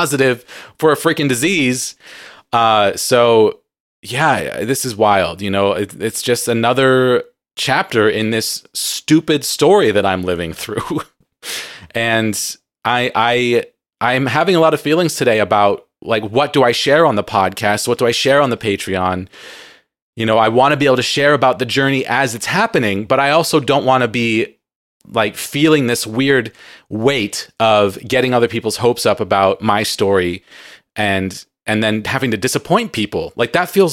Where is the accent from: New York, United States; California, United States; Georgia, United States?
California, United States; San Diego; I grew up in San Diego, plenty of visits to Mexico